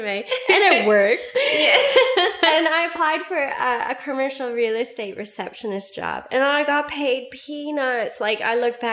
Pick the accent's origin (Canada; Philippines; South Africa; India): Canada; Vancouver, British Columbia; moved away as an adult; also born or lived in Whistler, Canada; now in Melbourne, Australia; I was born and raised in Canada, in Vancouver